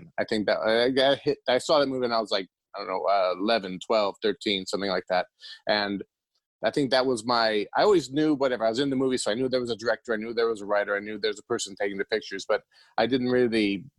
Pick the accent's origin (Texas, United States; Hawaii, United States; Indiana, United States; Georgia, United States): Indiana, United States; now in California, United States; I grew up in Indiana